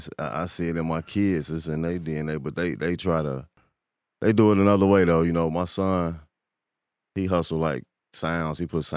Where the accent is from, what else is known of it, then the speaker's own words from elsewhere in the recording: Chicago, Illinois, United States; I grew up in Parkway